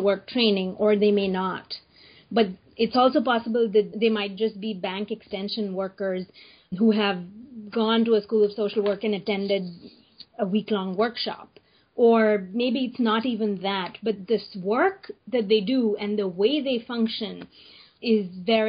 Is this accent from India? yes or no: yes; India; I'm from India